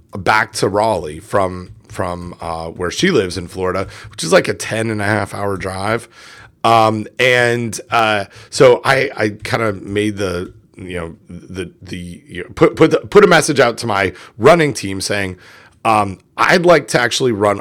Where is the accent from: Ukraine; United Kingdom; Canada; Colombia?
Canada; I'm Canadian